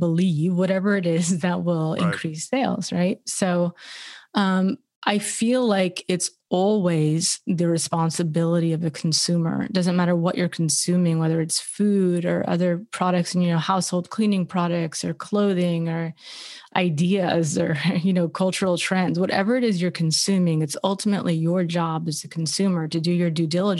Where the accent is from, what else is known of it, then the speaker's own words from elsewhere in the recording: Los Angeles, California, United States; as a woman growing up in Los Angeles